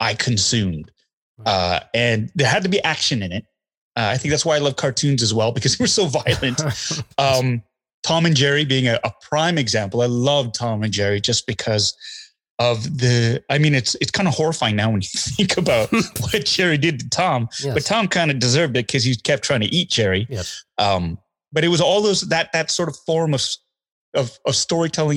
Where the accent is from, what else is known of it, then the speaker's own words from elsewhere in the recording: Calgary, Alberta, Canada; I grew up in Calgary, Alberta, and we were close to Spokane, Washington